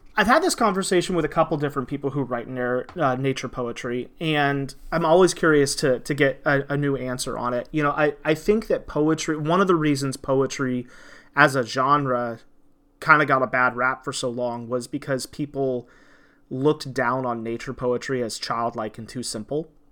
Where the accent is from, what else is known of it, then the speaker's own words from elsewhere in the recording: Indiana, United States; I grew up in Indiana